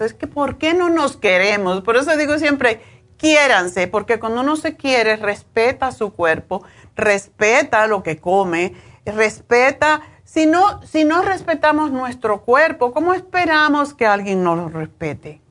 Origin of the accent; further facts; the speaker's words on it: Cuba; yo soy cubana